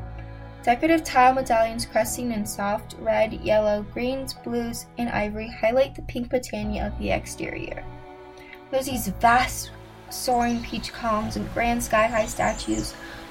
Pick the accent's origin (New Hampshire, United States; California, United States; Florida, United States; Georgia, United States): Florida, United States; Sarasota; So, I grew up in Florida, which is basically an entire different world in and of itself.